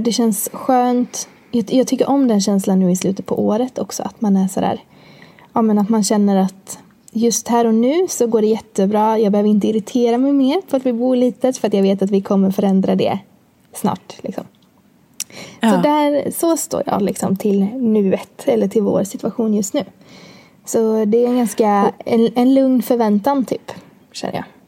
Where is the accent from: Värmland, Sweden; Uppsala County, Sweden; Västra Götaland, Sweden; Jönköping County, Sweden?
Västra Götaland, Sweden; Borås; bor jag med min sambo i Borås, där jag kommer ifrån